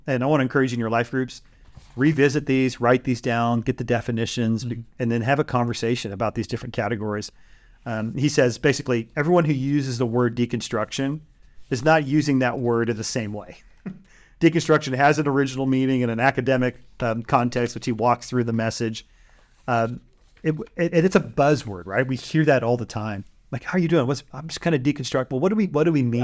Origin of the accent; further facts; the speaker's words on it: Bay Area, California, United States; moved away; where we grew up in the Bay Area